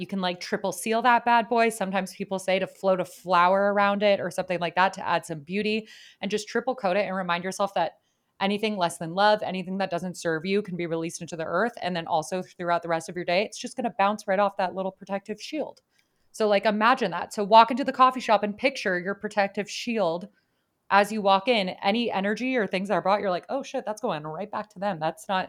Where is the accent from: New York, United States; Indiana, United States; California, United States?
California, United States; San Francisco; I was raised on Tartine in San Francisco when it was one location and it was prolific and it was well known in the community.